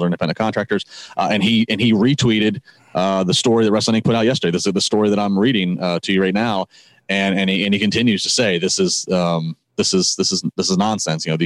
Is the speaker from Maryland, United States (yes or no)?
yes; D.C., Maryland outside of Washington, United States; as a white kid growing up in Maryland outside of Washington, D.C.